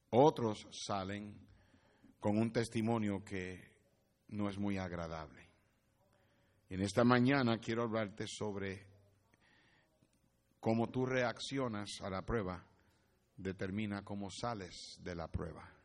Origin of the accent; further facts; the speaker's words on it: Puerto Rico; moved away as an adult; yo llegué de Puerto Rico al colegio en mi primer año sin saber inglés, en el 1900.